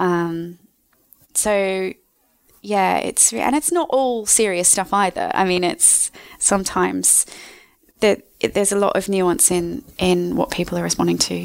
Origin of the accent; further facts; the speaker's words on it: Australia; moved away as an adult; also born or lived in United States; now in London, United Kingdom; I am from Australia